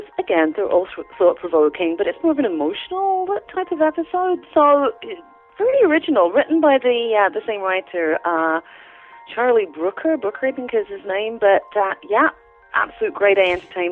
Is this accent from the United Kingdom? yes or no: yes; London, United Kingdom; moved away; I'm a Londoner